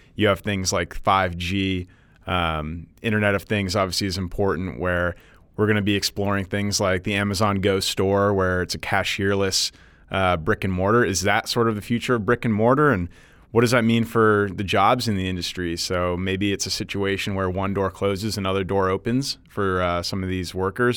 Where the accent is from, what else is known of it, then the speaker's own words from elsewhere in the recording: Northeast, United States; moved away; being, uh, from the Northeast and going back there